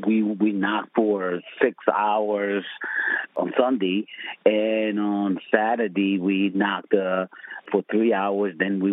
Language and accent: English; Camden, New Jersey, United States; I'm from Camden.